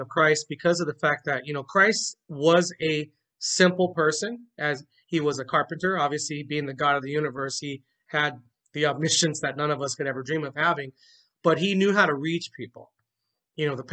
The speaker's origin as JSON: {"language": "English", "town": "Carson", "region": "California", "country": "United States", "tie": "born or raised there", "said": "I was born in Carson, California"}